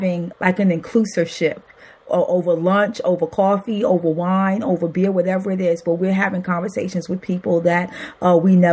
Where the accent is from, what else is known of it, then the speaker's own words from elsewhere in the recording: New York City, New York, United States; now in Wilmington, United States; I grew up in Brooklyn, New York.